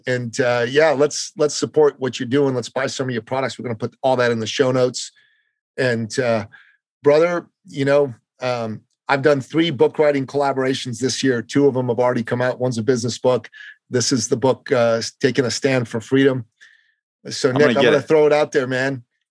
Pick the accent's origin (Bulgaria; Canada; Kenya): Canada; now in United States; You know, I'm a Canadian. When 9/11 happened, I tried to volunteer for the U.S. military. They wouldn't let me, mainly because I wasn't an American at the time.